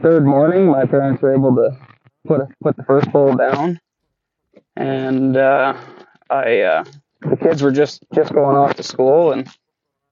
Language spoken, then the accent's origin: English; Peace River Country, Canada; moved away as an adult; now in Smithers, Canada; I grew up in the Peace Country for the most part of my life.